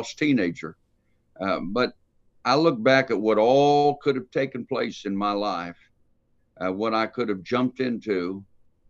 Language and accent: English; San Francisco, California, United States; I was raised on the West Coast out in San Francisco